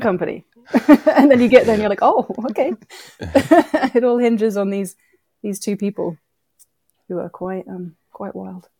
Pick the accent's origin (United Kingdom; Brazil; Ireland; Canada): United Kingdom; moved away as an adult; also born or lived in Philadelphia, United States; now in New York, United States; I grew up in the U K, and hence the accent